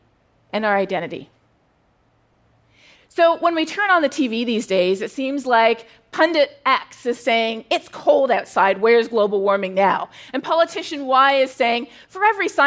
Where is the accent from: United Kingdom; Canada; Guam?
Canada; moved away as an adult; now in United States; I'm Canadian